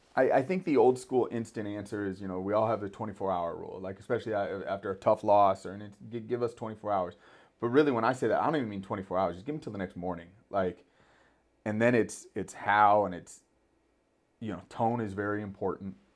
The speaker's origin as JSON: {"language": "English", "town": "Thousand Oaks", "region": "California", "country": "United States", "tie": "born or raised there", "said": "growing up in Thousand Oaks, always thought I'd go to Thousand Oaks High School"}